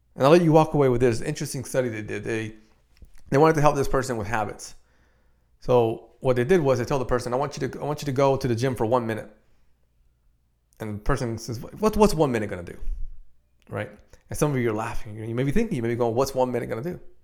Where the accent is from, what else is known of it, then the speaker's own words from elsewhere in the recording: Dominican Republic; I'm from Dominican Republic